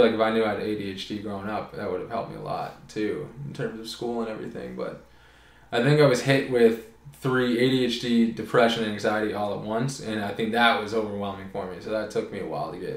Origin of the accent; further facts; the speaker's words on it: Oakville, Ontario, Canada; moved away as an adult; also born or lived in Toronto; now in Prince Edward Island, Canada; I grew up in Oakville, Ontario. I was born in Toronto.